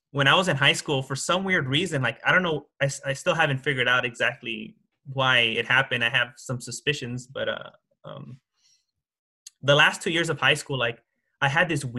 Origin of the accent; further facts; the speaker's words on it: Los Angeles, California, United States; I grew up in Hollywood and I went to Hollywood High School